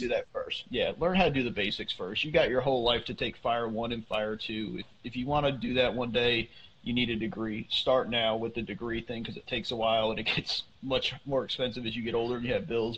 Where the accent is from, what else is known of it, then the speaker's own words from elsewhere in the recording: Northeast, United States; I grew up up in the Northeast